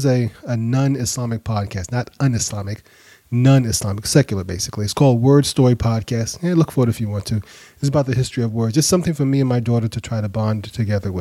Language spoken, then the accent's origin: English; New York City, New York, United States; now in Atlanta, United States; I grew up in New York. I live in Atlanta now, but I grew up in Brooklyn